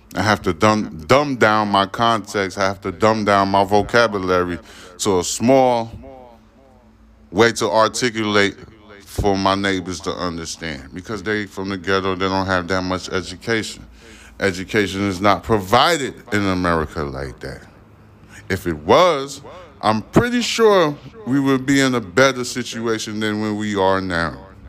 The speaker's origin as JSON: {"language": "English", "town": "New York City", "region": "New York", "country": "United States", "tie": "born or raised there", "said": "I was born in Brooklyn, New York."}